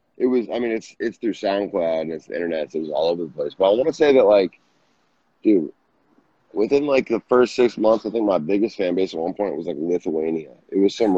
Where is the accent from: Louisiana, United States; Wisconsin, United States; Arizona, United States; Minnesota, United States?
Minnesota, United States; I'm from Minnesota